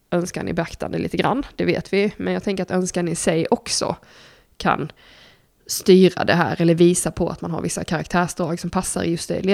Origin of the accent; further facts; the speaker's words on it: Blekinge, Sweden; jag är ju uppvuxen i Blekinge, kolla på våra kommunpolitiker där så fattar ni.